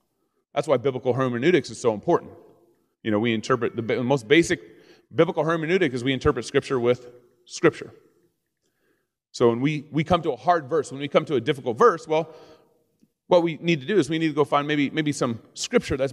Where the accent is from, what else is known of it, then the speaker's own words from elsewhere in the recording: Dallas, Texas, United States; I grew up in Texas